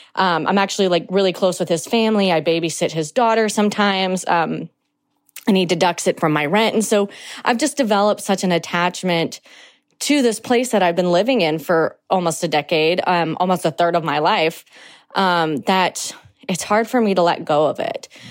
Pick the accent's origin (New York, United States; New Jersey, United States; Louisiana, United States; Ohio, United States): Louisiana, United States; New Orleans; I'm from New Orleans, Louisiana